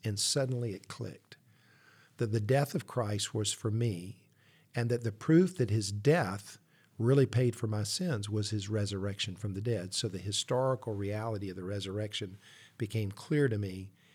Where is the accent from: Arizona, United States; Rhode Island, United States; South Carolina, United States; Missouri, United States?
South Carolina, United States; Columbia; I grew up in Columbia